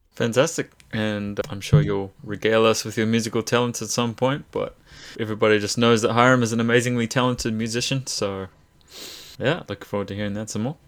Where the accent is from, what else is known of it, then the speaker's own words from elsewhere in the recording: Hamilton, Waikato, New Zealand; We're both grown up most of our, our lives in, in Hamilton